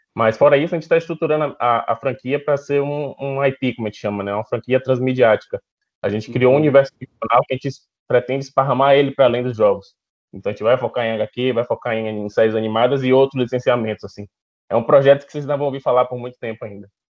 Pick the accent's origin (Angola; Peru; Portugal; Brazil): Brazil; Salvador, Bahia; sou daqui de Salvador